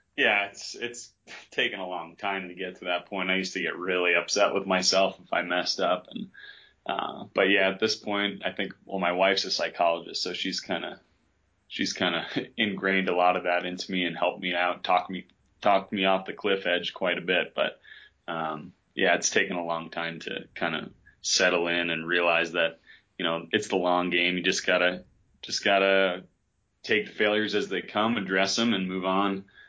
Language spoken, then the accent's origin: English; New York, United States; moved away as an adult; now in western Colorado, United States; I grew up in New York